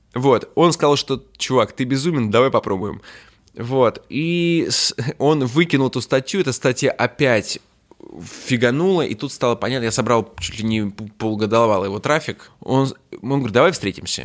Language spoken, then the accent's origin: Russian; Saint Petersburg, Russia; moved away as an adult; now in Moscow, Russia; Я приехал из Петербурга